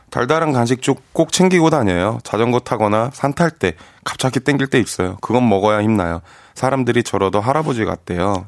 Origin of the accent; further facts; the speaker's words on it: Incheon, South Korea; 제가 인천 사람인데